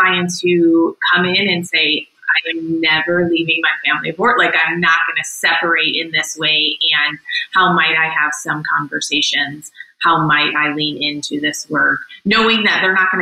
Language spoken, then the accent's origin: English; Chicago, Illinois, United States; moved away as an adult; now in Asheville, United States; born and raised in Chicago